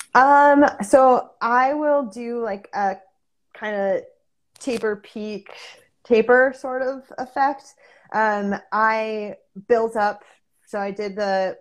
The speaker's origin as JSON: {"language": "English", "region": "Connecticut", "country": "United States", "tie": "born or raised there", "said": "I grew up in Connecticut"}